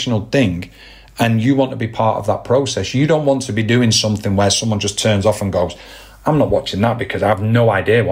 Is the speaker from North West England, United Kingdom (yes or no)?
yes; Manchester, North West England, United Kingdom; my hometown as well, Manchester